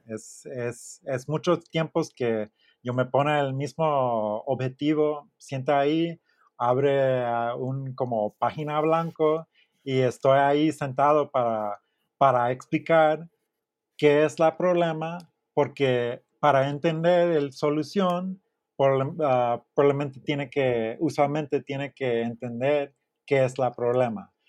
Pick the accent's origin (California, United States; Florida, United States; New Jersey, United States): Florida, United States; Miami; Spanish is a second language; moved away as an adult; also born or lived in Austin, Texas / Houston, Texas; now in Mexico; yo soy de Miami